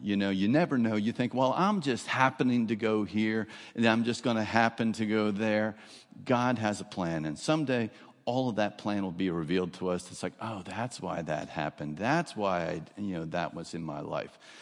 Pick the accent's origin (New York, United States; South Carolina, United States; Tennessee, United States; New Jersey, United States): New Jersey, United States; moved away as an adult; now in Florida, United States; I grew up, I don't know if you'll hear the accent, I grew up in New Jersey. but it was South Jersey